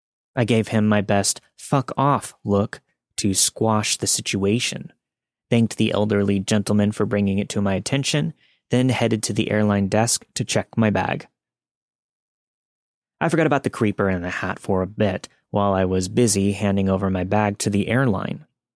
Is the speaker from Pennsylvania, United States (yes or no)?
no; California, United States; I grew up in the Bay Area, and I've spent a lot of time in cities.